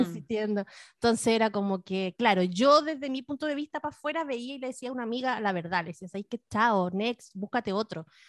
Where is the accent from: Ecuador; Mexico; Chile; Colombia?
Chile; the Fifth Region, Valparaíso; yo era de, yo era de, la quinta región